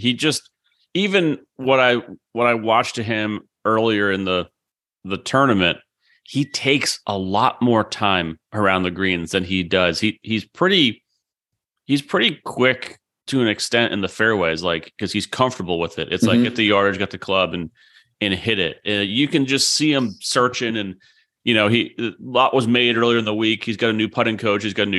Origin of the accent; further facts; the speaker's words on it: New England, United States; You know, hell, I grew up in New England. We didn't have Bermuda grass.